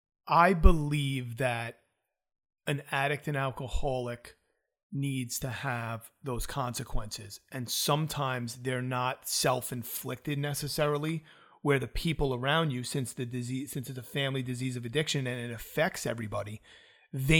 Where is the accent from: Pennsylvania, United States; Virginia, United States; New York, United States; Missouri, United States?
New York, United States; also born or lived in South Florida; I'm from New York